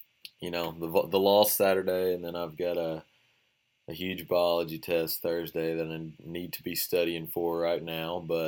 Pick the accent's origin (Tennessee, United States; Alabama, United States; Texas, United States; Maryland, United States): Tennessee, United States; Shelbyville; also born or lived in Cookeville, Tennessee; Yeah, I grew up in Shelbyville, and then I went to Motlow for a year, which is a junior college down there. And then I came up here, so.